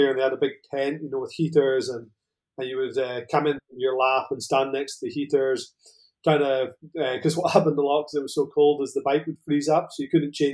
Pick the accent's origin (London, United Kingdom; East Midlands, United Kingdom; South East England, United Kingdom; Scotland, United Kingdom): Scotland, United Kingdom; now in Spain; Um, I'm originally Scottish, as you can probably tell. Uh, I'm from the very north of Scotland. Um, but I've been out here in Spain for what, 12 or 13 years now. So probably my accent's mellowed off a little bit.